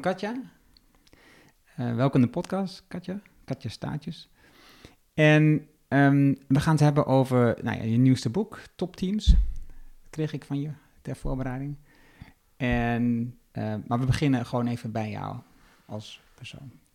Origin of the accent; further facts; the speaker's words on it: Twente, Overijssel, Netherlands; now in Achterhoek, Netherlands; ik kom uit Twente, woon nu in eh, ehm, eigenlijk de Limers, maar laten we zeggen de Achterhoek